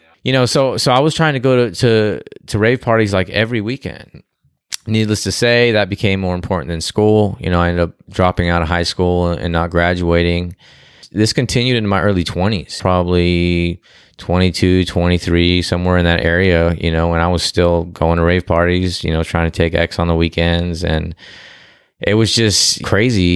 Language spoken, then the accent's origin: English; Glendale, California, United States; moved away as an adult; also born or lived in Canoga Park, California; now in Texas, United States; I was born, uh, in Glendale, and I, and I grew up in Glendale and spent half my life in Glendale and my other half in, uh, Canoga Park, which is San Fernando Valley